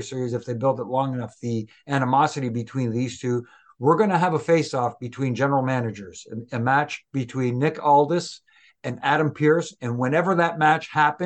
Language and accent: English; Canada; I'm Canadian